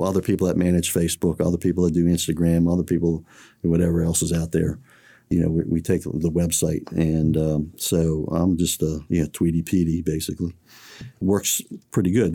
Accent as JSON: {"language": "English", "town": "College Park", "region": "Maryland", "country": "United States", "tie": "born or raised there", "said": "I grew up in College Park"}